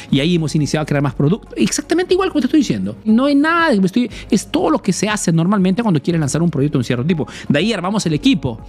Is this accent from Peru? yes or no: yes; Peru; now in Italy; soy un emprendedor peruano que vive, hace negocios en Italia, en Europa principalmente